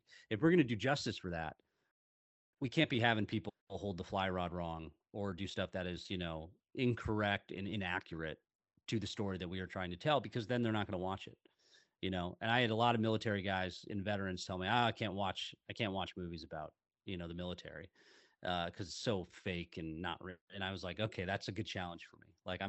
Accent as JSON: {"language": "English", "town": "Seattle", "region": "Washington", "country": "United States", "tie": "born or raised there", "said": "I grew up in Seattle, Washington."}